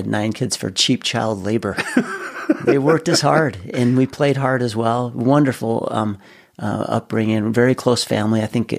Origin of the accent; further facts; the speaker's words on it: West Layton, Utah, United States; also born or lived in Ogden; I was born in Ogden, native Ogden, Utah, raised on a dairy farm in West Layton. We had a 350-cow dairy farm growing up.